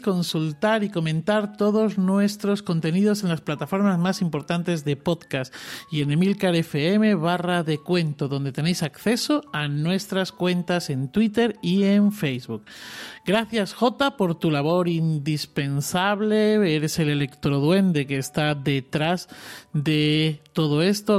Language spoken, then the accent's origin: Spanish; Cáceres, Extremadura, Spain; now in Alcalá de Henares, Spain; un lugar bien bonito de mi tierra también de nacimiento, que es Extremadura y Cáceres